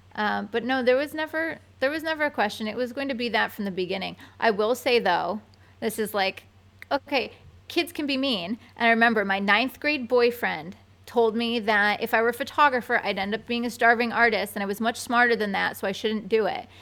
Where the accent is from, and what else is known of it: Binghamton, New York, United States; born or raised there; now in New York City, United States